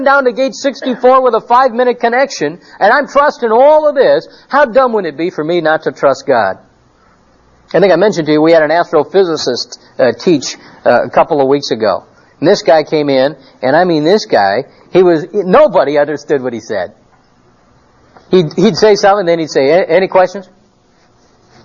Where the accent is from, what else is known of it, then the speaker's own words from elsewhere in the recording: Phoenix, Arizona, United States; we're from Phoenix